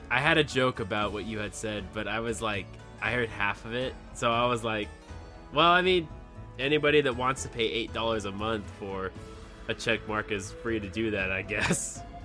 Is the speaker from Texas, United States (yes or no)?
yes; Texas, United States; moved away; my hometown was in Texas, and I'm states away.